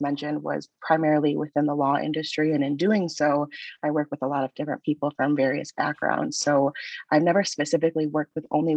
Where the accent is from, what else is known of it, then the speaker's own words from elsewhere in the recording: Michigan, United States; I am originally from Michigan